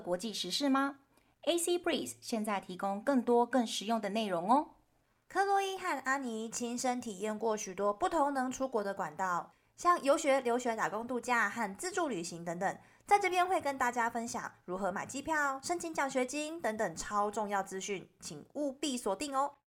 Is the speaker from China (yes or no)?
no; Taiwan; 因为我台湾本土本，本土土生土长的